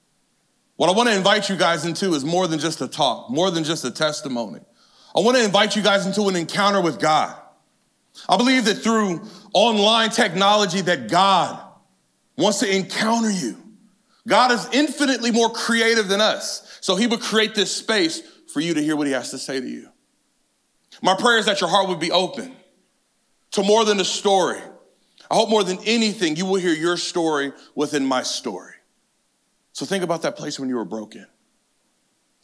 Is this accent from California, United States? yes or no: yes; California, United States; I grew up in inner city California.